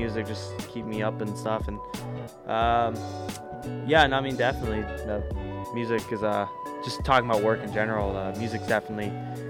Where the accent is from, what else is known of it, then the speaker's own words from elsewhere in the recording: Richmond, United States; I'm from Richmond, so I mean, I worked in Richmond at a smoothie place.